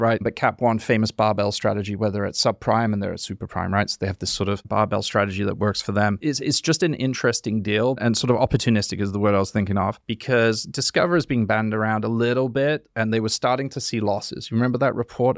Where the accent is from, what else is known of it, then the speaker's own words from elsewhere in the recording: High Wycombe, South East England, United Kingdom; moved away; I live, yeah, I was born there